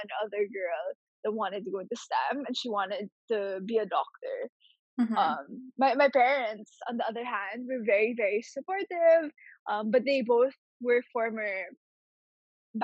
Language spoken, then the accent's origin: English; Philippines; Growing up in the Philippines